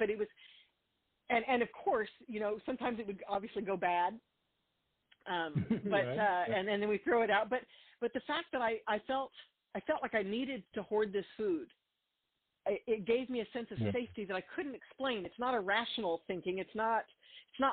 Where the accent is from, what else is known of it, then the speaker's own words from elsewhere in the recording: Albuquerque, New Mexico, United States; I grew up in Albuquerque, New Mexico